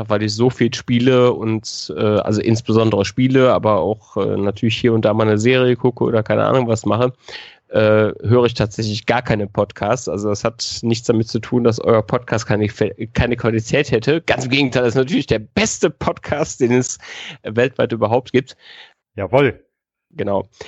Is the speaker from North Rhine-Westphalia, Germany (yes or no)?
yes; North Rhine-Westphalia, Germany; now in Munich, Germany; Also ich komme aus der Nähe von Köln, das äh, hast du richtig in Erinnerung. Ähm, und ich werde nicht in die Heimat äh, zurückgehen. Ich werde in äh, München bleiben.